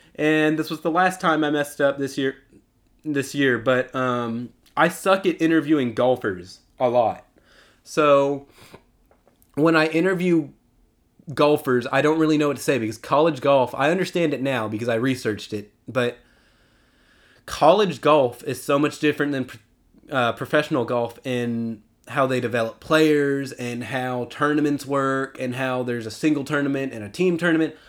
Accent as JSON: {"language": "English", "region": "Texas", "country": "United States", "tie": "born or raised there", "said": "my hometown team"}